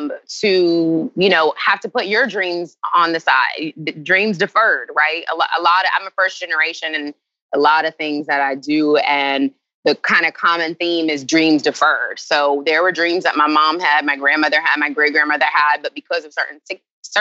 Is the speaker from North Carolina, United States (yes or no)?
yes; Charlotte, North Carolina, United States; moved away as an adult; also born or lived in Greensboro, North Carolina; born and raised 704. Like original. You know, there's nobody from Charlotte anymore. Really, I am from Charlotte.